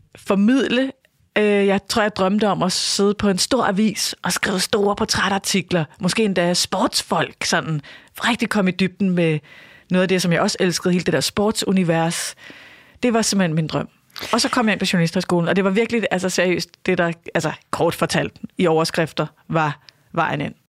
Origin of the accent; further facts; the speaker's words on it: Birkerød / Holte, Capital Region of Denmark, Denmark; hvor vi flyttede fra Birkerød øh, til et sådan stort hus i Holte